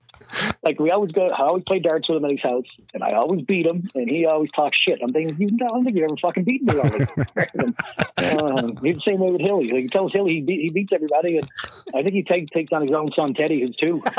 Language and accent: English; St. John's, Newfoundland and Labrador, Canada; now in Ontario, Canada; If lacrosse was back there, I never even saw lacrosse until I moved to Ontario.